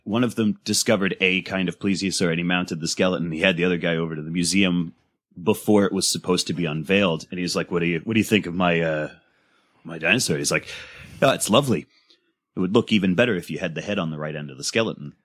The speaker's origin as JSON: {"language": "English", "country": "United States", "said": "speaking as an American"}